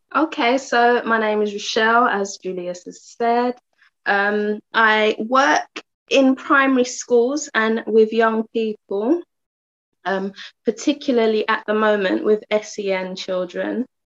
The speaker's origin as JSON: {"language": "English", "region": "London", "country": "United Kingdom", "tie": "born or raised there", "moved": "as an adult", "lives_now": "Uxbridge, United Kingdom", "said": "moving from my hometown, um, Tottenham, to Uxbridge."}